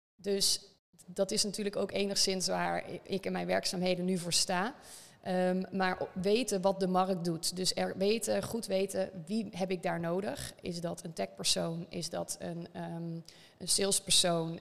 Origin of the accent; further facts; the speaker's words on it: North Brabant, Netherlands; accent: Brabant; geboren in het Brabantse, zoals je misschien wel een beetje door de zin heen kan horen